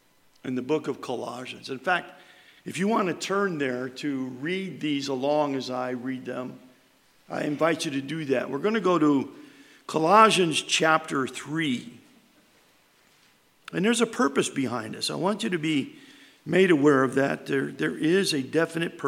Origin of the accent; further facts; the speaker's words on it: New York, United States; moved away; we're from New York. And up there, it's grandma and grandpa. It's not this meemaw, pawpaw, and all this other stuff.